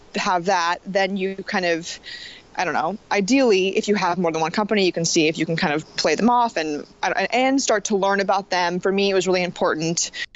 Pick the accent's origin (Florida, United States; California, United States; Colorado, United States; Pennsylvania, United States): California, United States; Los Angeles; also born or lived in New Jersey / New York; now in Portland, United States; I'm originally from Los Angeles, California